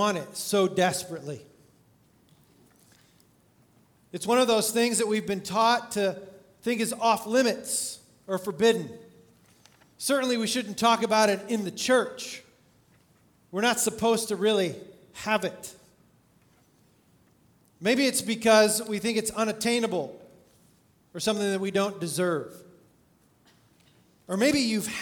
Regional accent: California, United States; I grew up in California going to Disneyland

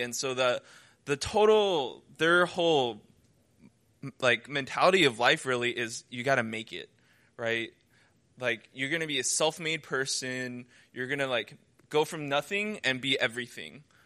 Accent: United States; moved away as an adult; now in China; I'm from America

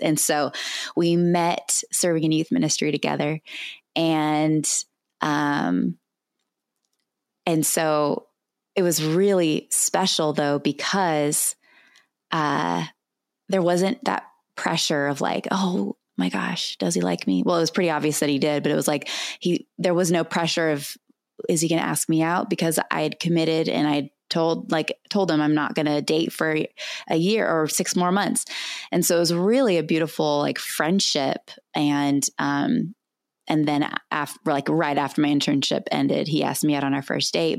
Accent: California, United States; moved away as an adult; also born or lived in Albuquerque, New Mexico; I was born and raised in California

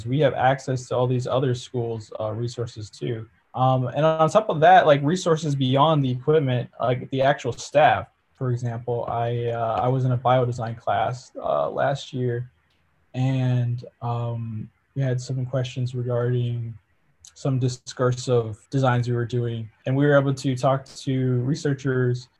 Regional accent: Michigan, United States; I was born and raised in Michigan. I've been here pretty much my whole life

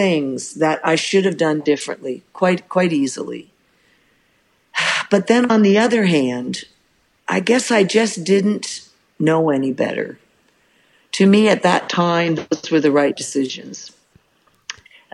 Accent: Canada; I'm Canadian

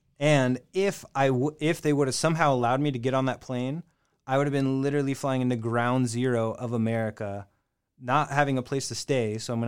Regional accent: Seattle, Washington, United States; moved away as an adult; also born or lived in China; now in Amsterdam, Netherlands; I come from Seattle.

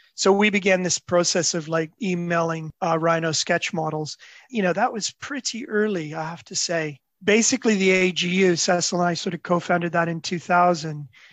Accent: Toronto, Ontario, Canada; I grew up in Toronto

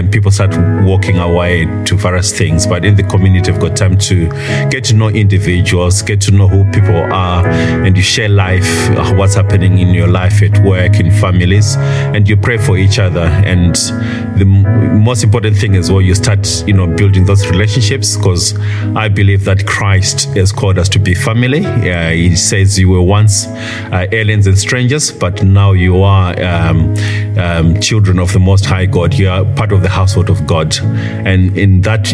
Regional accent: Zimbabwe; I was born and bred in Zimbabwe, last of a family of five

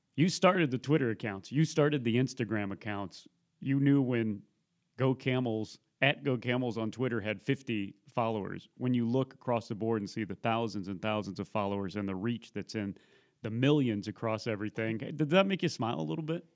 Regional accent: Missouri, United States; I grew up in Missouri

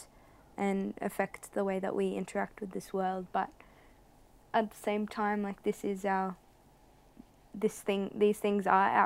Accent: Australia; a proud Australian

